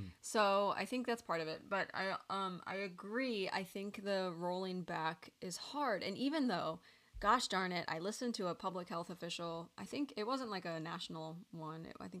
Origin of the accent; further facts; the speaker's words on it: California, United States; I love your restaurant and I'm from the Bay Area.